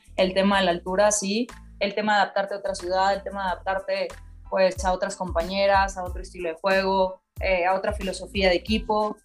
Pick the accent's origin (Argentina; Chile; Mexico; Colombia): Mexico; como mexicana